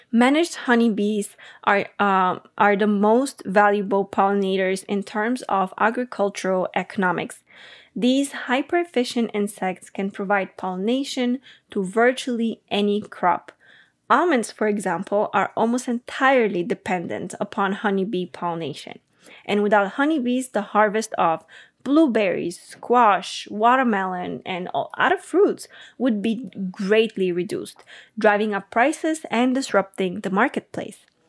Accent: Bulgaria; I'm from Bulgaria

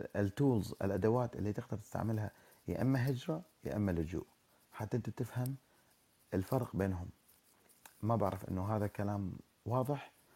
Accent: Iraq; moved away as an adult; انا شخص عراقي الاصل آه، كنت آه، درست في العراق وفي الجامعه

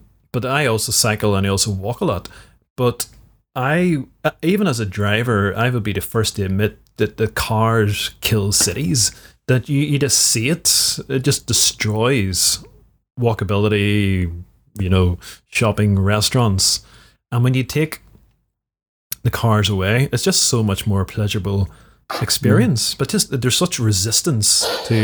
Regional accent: Belfast, Northern Ireland, United Kingdom; I grew up in Belfast, inner city Belfast, during the Troubles

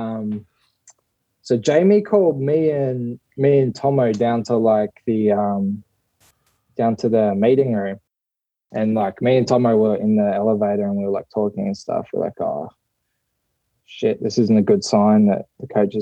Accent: Australia; moved away as an adult; now in Japan; although I'm like Australian born

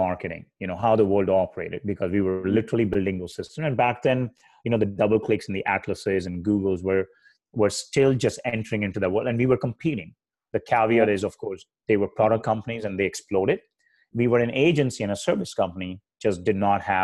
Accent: India; moved away as an adult; now in United States; I grew up in India and I moved to the US in 2002

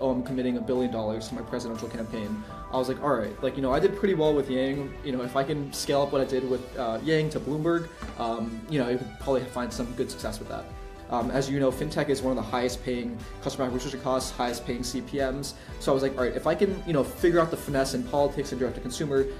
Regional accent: Armonk, New York, United States; moved away as an adult; I grew up in Westchester, so it's not too far from the city

